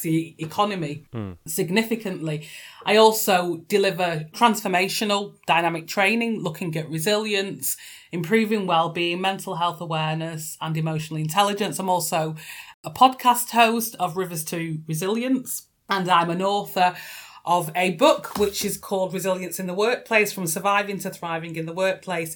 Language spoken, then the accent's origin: English; North West England, United Kingdom; I'm a Northerner based in Manchester